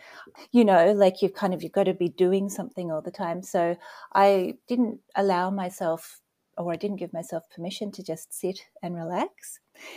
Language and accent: English; Australia; moved away as an adult; now in Nova Scotia, Canada; You may have heard that I have an accent. So originally I'm from Australia and I'm living now in Nova Scotia, Canada